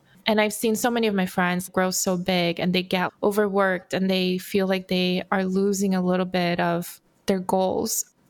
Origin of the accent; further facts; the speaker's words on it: Brazil; now in Los Angeles, United States; So I am also an immigrant. I immigrated from Brazil to Los Angeles. Grew up with a single mom who worked so many jobs to make it work.